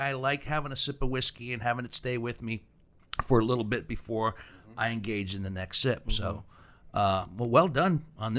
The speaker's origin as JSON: {"language": "English", "town": "Steubenville", "region": "Ohio", "country": "United States", "said": "I'm from Steubenville."}